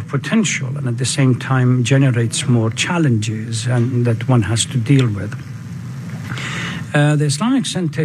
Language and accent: English; Najaf, Najaf Governorate, Iraq; moved away as an adult; also born or lived in Syria / Lebanon / Turkey / Iran; now in Dearborn, United States; Originally, I'm from Iraq. My ancestors immigrated from Iran to Iraq about 120, 130 years ago. And I, from paternal side, they were born in Iraq, and I was born then. Was born in the holy city of Najaf on the southern part of Iraq.